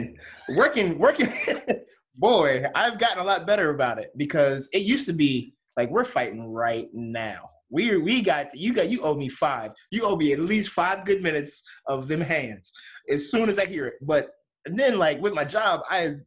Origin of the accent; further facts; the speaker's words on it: Delaware, United States; moved away; I'm from Delaware. So I was driving back home to Delaware.